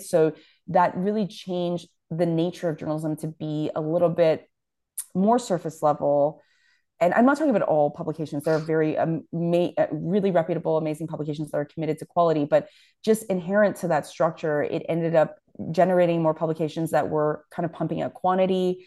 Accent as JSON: {"language": "English", "town": "Toronto", "region": "Ontario", "country": "Canada", "tie": "born or raised there", "said": "I grew up in Scarborough"}